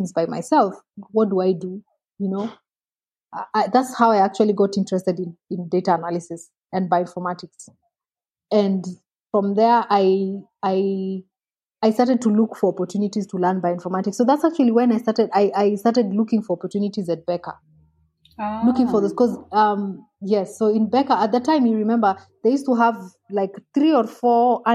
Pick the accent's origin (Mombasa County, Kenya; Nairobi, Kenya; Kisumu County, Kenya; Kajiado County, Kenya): Nairobi, Kenya; I grew up a bit in Nairobi. My dad worked in Nairobi a bit and I really didn't enjoy it